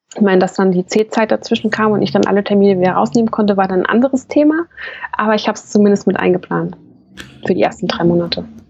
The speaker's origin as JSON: {"language": "German", "region": "Hesse", "country": "Germany", "said": "Ich bin ja aus Hessen"}